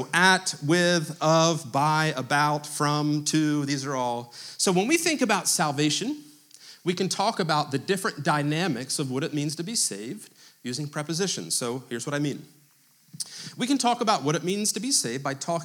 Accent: United States; as American Christians

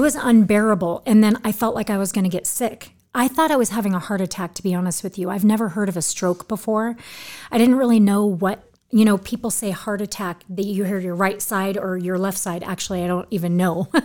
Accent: Orange County, California, United States; moved away as an adult; also born or lived in Newport Beach / Huntington Beach; I'm from Orange County

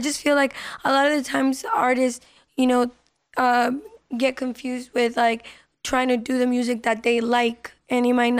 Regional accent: Las Vegas, Nevada, United States; first language Spanish; English is a second language; also born or lived in California; I was born in California, but raised out here in Vegas.

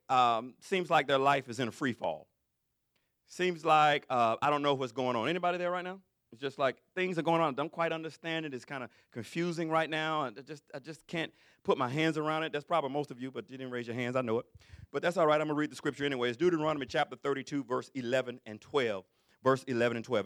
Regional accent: Alabama, United States; I'm from Alabama

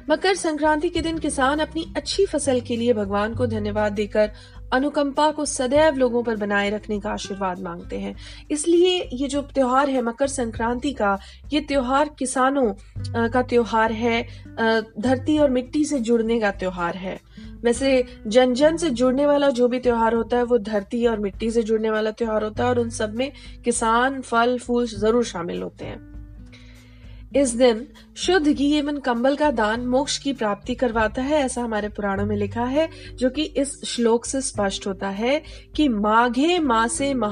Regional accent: Bihar, India; चूंकि मैं बिहार से हूं तो बिहार की एक चीज़ खाऊंगी कि दही चूड़ा खाएं

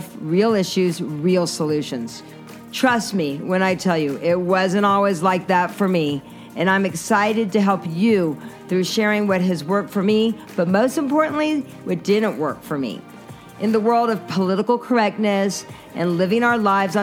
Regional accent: Asheville, North Carolina, United States; I'm from the South as well. I'm from North Carolina, Asheville, North Carolina.

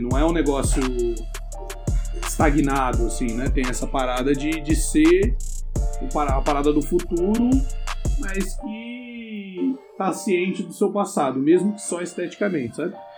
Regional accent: interior of São Paulo, Brazil; now in São Paulo, Brazil; Eu sou do interior de São Paulo, na verdade, mas eu moro em São Paulo faz uns 10 anos

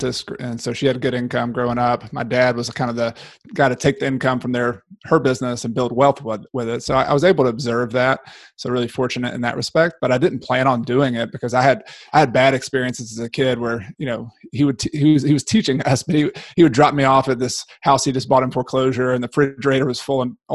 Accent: Newnan, Georgia, United States; moved away as an adult; now in Clemson, United States; I grew up in Noonan, Georgia, outside of Atlanta

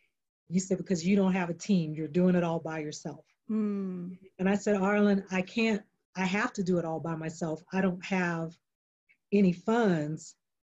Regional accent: North Carolina, United States; now in Texas, United States; I'm from North Carolina, but I live, you know, I live in Texas.

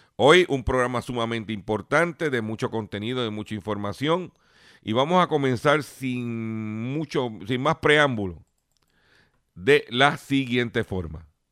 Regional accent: Lares, Puerto Rico; en mi pueblo de Lares

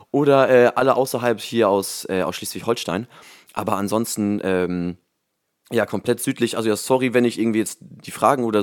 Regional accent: Groningen, Netherlands; born there; ich komme aus der Holland, ich komme aus den Niederlanden, ich bin gebürtiger Groninger

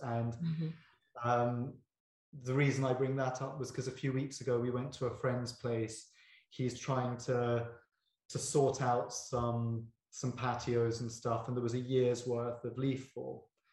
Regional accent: United Kingdom; I'm very British

